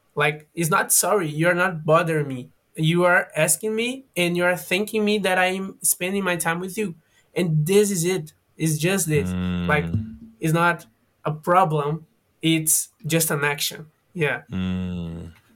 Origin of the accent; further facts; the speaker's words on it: Fortaleza, Ceará, Brazil; English is a second language; now in São Paulo, Brazil; I'm from Brazil. I am from a city that is on the northwest northeast from Brazil, that is Fortaleza on Ceará. But now I am living on São Paulo